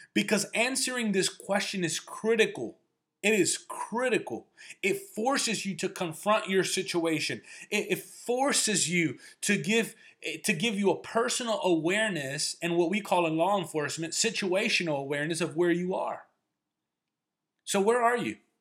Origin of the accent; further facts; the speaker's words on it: New Jersey, United States; also born or lived in Chicago; we ended up moving closer to my grandparents in New Jersey. I grew up in Section 8 housing in a neighborhood where gunshots and drug deals were the norm